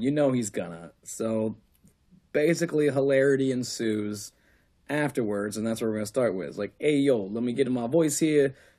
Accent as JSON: {"language": "English", "region": "New Jersey", "country": "United States", "said": "I'm from Jersey. What do I know? Hey. I'm from Jersey"}